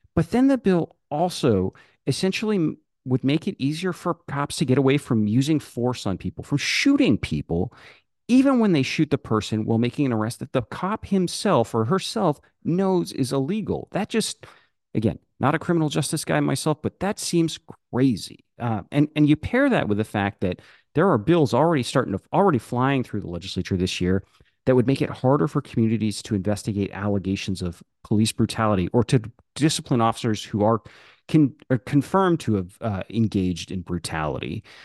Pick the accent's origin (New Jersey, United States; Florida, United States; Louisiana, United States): Florida, United States; Orlando; I'm from Orlando.